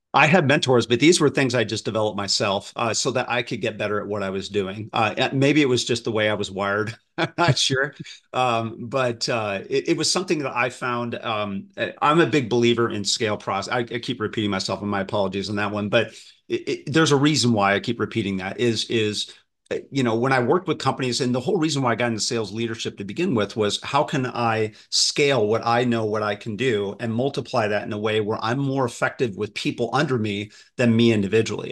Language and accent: English; Midwest, United States; I grew up in the Midwest